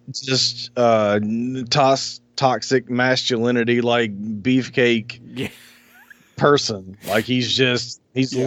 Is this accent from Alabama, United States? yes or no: yes; Alabama, United States; I grew up in Alabama